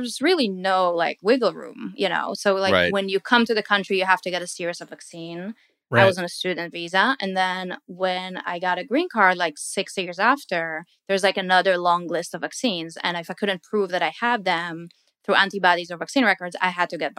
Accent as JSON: {"language": "English", "country": "Israel", "lives_now": "United States", "said": "like I come from Israel is pretty big on vaccines"}